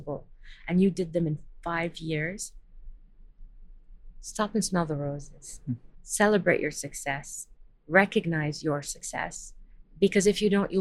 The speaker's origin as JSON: {"language": "English", "town": "Washington", "region": "District of Columbia", "country": "United States", "tie": "born or raised there", "moved": "yes", "said": "I grew up in Washington, D.C."}